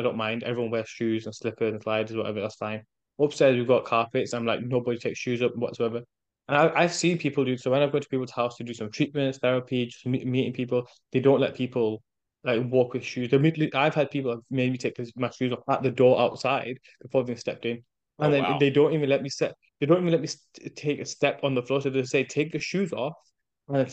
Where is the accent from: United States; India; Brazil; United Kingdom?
United Kingdom; first language English; my native tongue, English, but my mother's native tongue, which is Urdu and Punjabi, right? So I'm like, oh, I understand it, but I'm not confident speaking in it because I've been brought up here